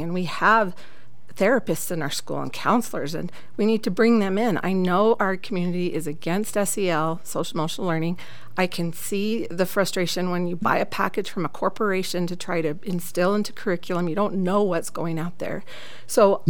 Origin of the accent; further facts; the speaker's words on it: St. George, Utah, United States; now in Cedar City, United States; I am from Southern Utah. I went to high school down in St. George, and I've lived in Cedar City for the past 22 years.